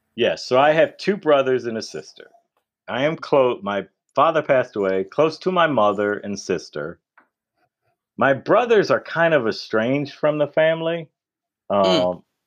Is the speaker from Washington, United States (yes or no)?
no; Detroit, Michigan, United States; there are these white kids that are growing up in Detroit, which is a predominantly black city. Mm-hmm. And then all the grade school, the grade school and high school that we went to, they are the minorities.